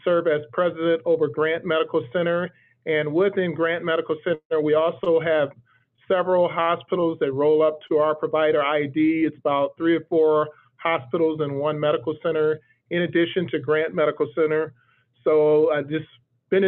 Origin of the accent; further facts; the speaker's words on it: Cleveland, Ohio, United States; I'm originally from Cleveland, Ohio